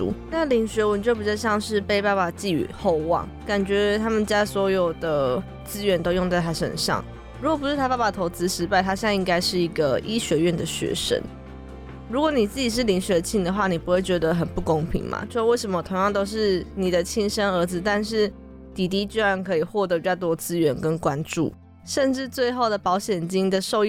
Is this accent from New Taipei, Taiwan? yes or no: no; Fengyuan, Taichung, Taiwan; 因为我是在丰原长大的嘛，我就读丰原高中。